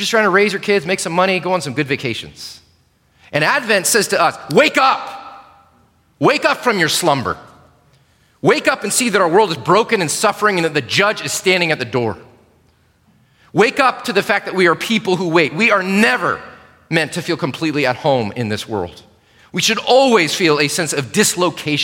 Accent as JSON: {"language": "English", "country": "United States", "said": "as American Christians"}